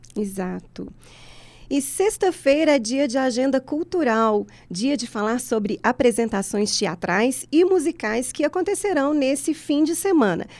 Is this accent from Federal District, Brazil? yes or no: no; Santa Luzia, Minas Gerais, Brazil; Eu sou de Santa Luzia